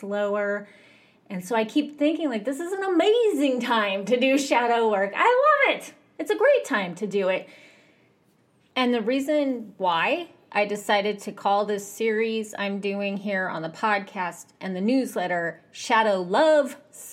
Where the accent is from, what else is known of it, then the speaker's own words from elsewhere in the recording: United States; I grew up in America.